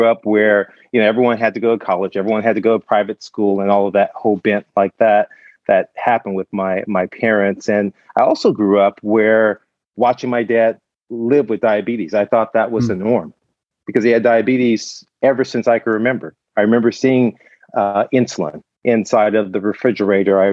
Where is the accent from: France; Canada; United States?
United States; Compton, California; I was born and raised in Compton, California